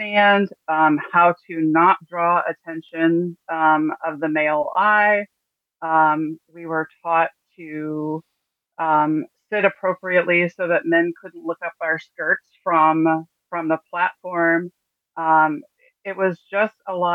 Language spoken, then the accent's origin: English; Martinsville, Indiana, United States; I was born in Indianapolis, Indiana. I spent most of my life being raised in a small town. At the time, it was about 6,000 people large. Called Bartersville, Indiana